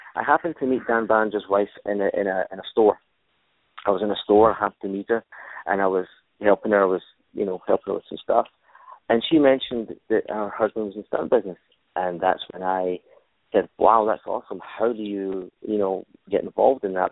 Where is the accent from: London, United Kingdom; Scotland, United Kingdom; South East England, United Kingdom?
Scotland, United Kingdom; Glasgow; moved away as an adult; Originally, I'm from Glasgow, Scotland. I was born born in Glasgow, which is a, a working class city, one of the sort of three big cities in, in Scotland. Uh, I was born there, raised there